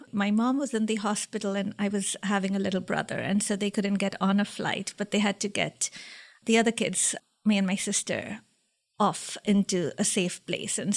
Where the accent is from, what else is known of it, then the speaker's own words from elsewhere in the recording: India; also born or lived in Liberia; Some part of my childhood was in Liberia, West Africa, and then I moved to India.